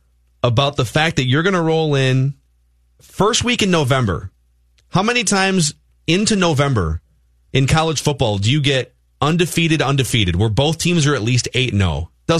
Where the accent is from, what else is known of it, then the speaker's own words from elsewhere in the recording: Minnesota, United States; born and raised in Minnesota, went to the University of Minnesota